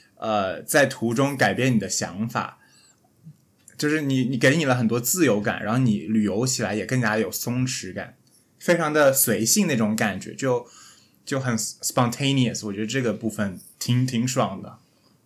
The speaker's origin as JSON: {"language": "Chinese", "town": "Shenzhen", "region": "Guangdong", "country": "China", "said": "不是精神罗湖人，是实实在在的罗湖人"}